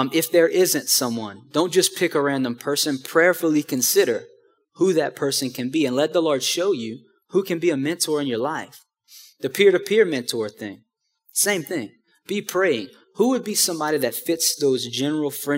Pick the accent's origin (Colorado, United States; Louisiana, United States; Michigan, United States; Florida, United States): Louisiana, United States; Houma; moved away; back in my hometown in Houma